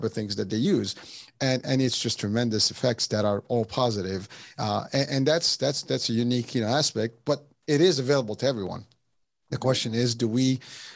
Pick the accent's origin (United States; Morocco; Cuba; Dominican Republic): Morocco; moved away; I'm originally from Morocco